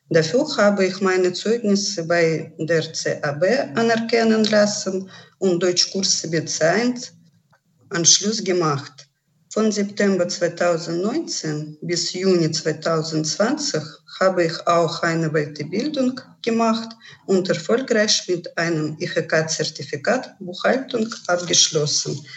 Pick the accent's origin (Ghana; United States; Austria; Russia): Russia; German is a second language; moved away as an adult; now in Magdeburg, Germany; Ich bin in Russland geboren und aufgewachsen.